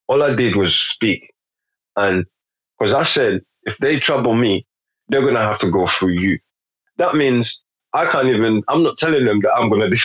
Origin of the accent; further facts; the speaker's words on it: London, United Kingdom; Having come from places I grew up in London, so most environments, most settings I've been in, I'm not the only black man, or I've made sure that I'm not the only black man.